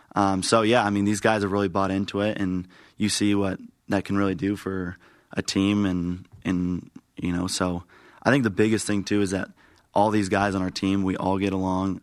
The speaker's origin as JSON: {"language": "English", "town": "Mesa", "region": "Arizona", "country": "United States", "also_born_or_lived": "Santiago, Chile", "said": "I'm from Mesa, Arizona, and I play outfield"}